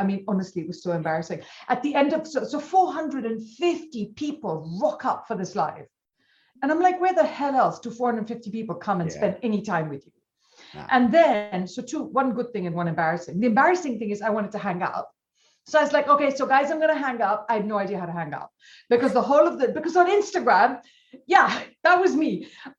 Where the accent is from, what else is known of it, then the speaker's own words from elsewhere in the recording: India; So I'm an accidental everything. In that I'm Indian.